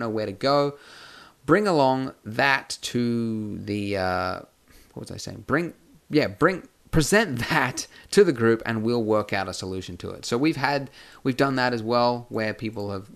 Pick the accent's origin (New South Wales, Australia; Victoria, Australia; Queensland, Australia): Queensland, Australia; Brisbane; I run a meetup group in Brisbane, which is my hometown